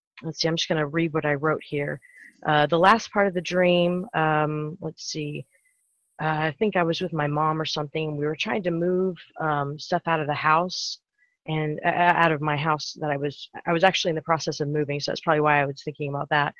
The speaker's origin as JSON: {"language": "English", "town": "Houston", "region": "Texas", "country": "United States", "said": "I'm from Houston, Texas"}